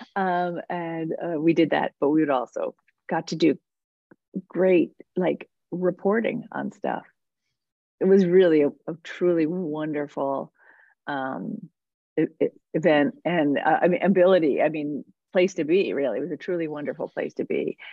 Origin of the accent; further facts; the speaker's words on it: New Jersey, United States; also born or lived in New York City; I grew up in New Jersey. Um, I mean, I was born in New York City